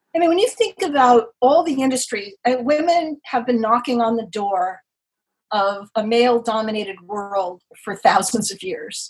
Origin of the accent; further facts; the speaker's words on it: Los Angeles, California, United States; now in New York City, United States; I grew up in Los Angeles, California, and I've been in New York for 30 years